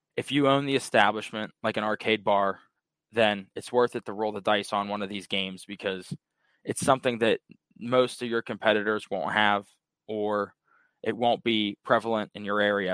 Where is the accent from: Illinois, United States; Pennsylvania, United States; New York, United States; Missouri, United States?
Pennsylvania, United States; Pittsburgh; I'm actually from Pittsburgh, Pennsylvania